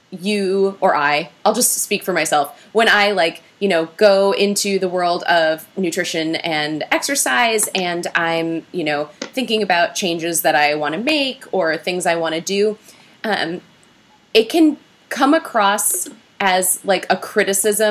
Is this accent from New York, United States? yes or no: no; Minnesota, United States; I'm from Minnesota